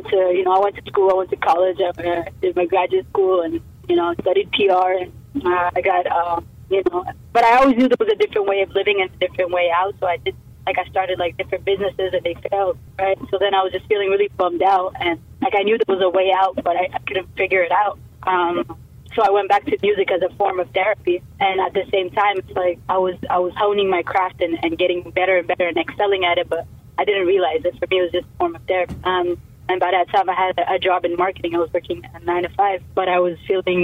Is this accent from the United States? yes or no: no; Canada; also born or lived in Ethiopia; I immigrated in Canada when I was 3, so I grew up here